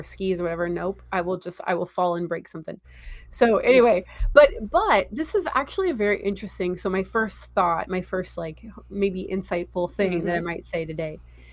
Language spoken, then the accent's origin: English; California, United States; I grew up in California